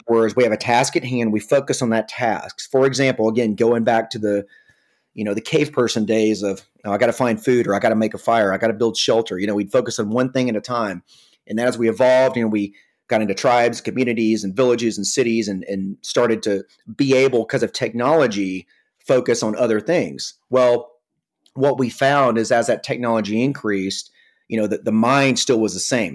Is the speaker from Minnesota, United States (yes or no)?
no; Atlanta, Georgia, United States; I come from the Atlanta, Georgia area. Uh, was born and raised here